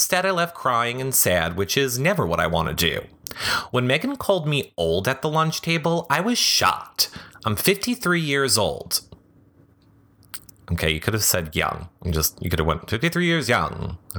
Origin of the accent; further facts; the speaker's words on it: Midwest, United States; I grew up in the Midwest, where I come from.